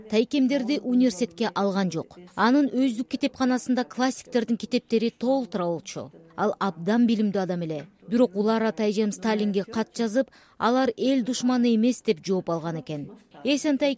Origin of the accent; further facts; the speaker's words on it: Chüy Valley, Chuy Region, Kyrgyzstan; also born or lived in Ketmen-Töbö; мен бир миң тогуз жүз кырк биринчи жылы кетмен төбөдө төрөлгөнмүн биз бир миң тогуз жүз кырк үчүнчү жылы чүй өрөөнүнө көчүп келгенбиз